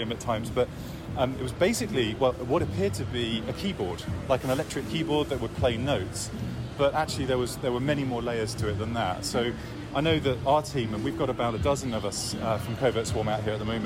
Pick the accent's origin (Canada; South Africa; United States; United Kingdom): United Kingdom; being British